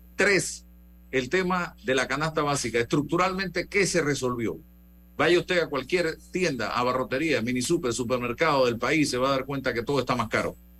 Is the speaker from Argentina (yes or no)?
no; Panama; como sociedad panameña